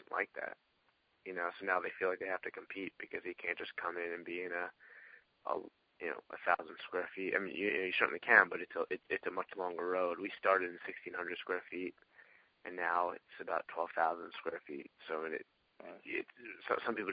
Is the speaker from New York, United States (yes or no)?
yes; Long Island, New York, United States; I'm from Long Island and New York, as a chiropractor